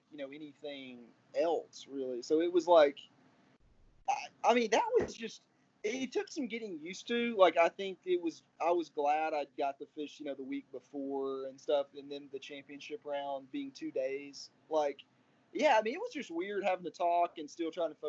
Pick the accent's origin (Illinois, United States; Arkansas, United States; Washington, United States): Arkansas, United States; growing up in Arkansas